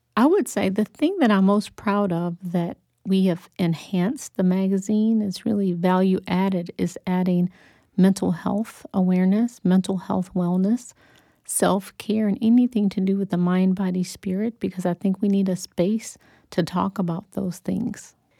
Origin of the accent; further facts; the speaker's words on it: Detroit, Michigan, United States; I was born and raised in Detroit, Michigan